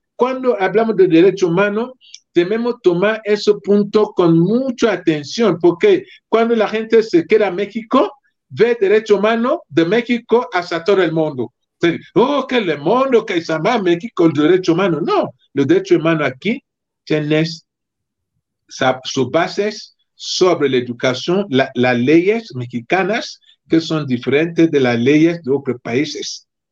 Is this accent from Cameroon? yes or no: yes; Cameroon; mi país, Camerún